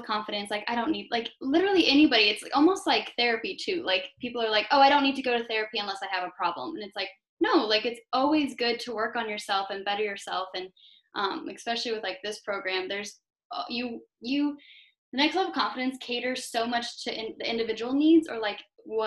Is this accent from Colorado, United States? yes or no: yes; Greeley, Colorado, United States; I was born in Greeley, Colorado